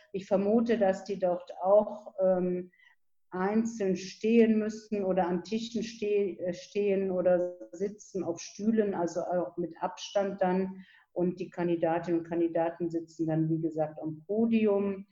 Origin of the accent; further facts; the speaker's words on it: Viersen, North Rhine-Westphalia, Germany; ich bin hier auch in Viersen geboren, lebe also in meiner Heimatstadt